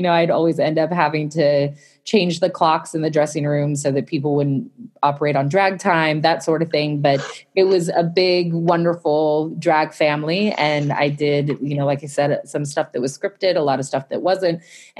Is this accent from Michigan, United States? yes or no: no; the Bay Area, California, United States; moved away as an adult; I'm from the Bay Area, and I went to grad school because I knew I wanted to end up in New York.